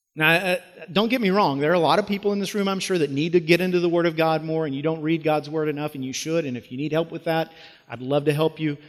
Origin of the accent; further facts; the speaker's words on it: United States; As American Christians